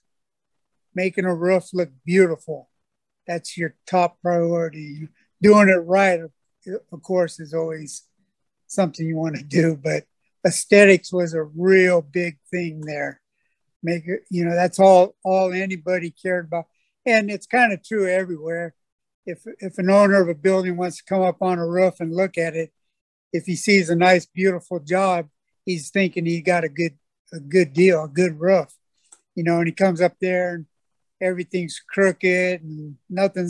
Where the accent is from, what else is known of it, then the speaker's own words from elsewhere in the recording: California, United States; moved away as an adult; also born or lived in Hawaii; now in Florida, United States; I grew up in California